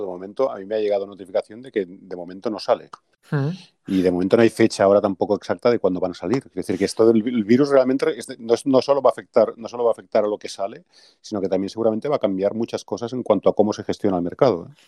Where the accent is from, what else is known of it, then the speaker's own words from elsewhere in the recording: Catalonia, Spain; soy catalán